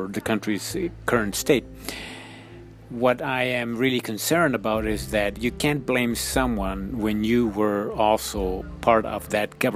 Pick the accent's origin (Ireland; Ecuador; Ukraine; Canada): Ecuador; moved away; I am originally from Ecuador, South America